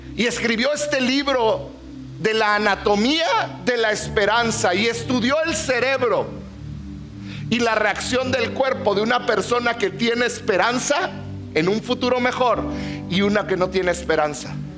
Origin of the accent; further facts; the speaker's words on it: Mexico; somos mexicanos aquí en la tierra